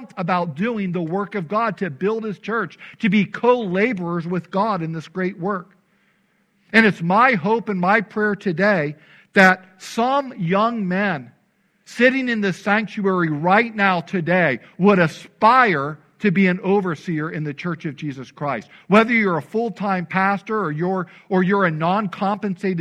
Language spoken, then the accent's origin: English; Illinois, United States; when I was growing up in Illinois